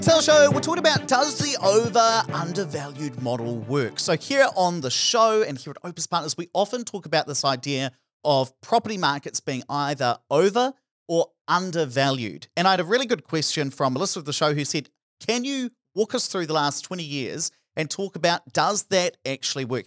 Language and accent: English; near Stratford, Taranaki, New Zealand; Stratford, not too far away from my hometown.